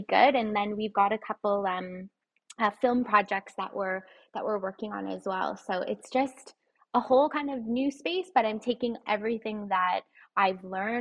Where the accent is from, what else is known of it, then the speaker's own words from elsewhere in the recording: Toronto, Ontario, Canada; I was born here in Toronto, but I was raised in a household, a single parent household